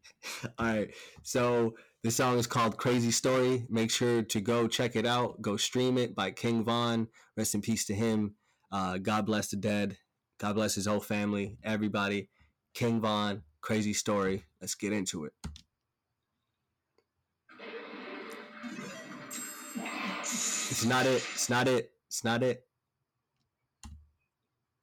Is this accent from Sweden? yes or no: yes; Stockholm, Stockholm County, Sweden; moved away; because I came from Stockholm, Sweden prior to. I didn't understand anything on the fucking walls. I didn't understand what anyone was saying.